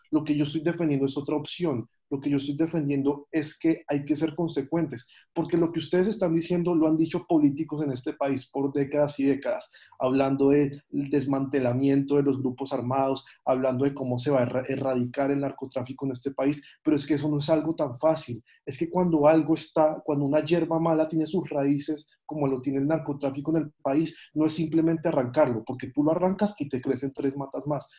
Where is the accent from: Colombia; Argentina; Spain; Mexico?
Colombia; como sociedad colombiana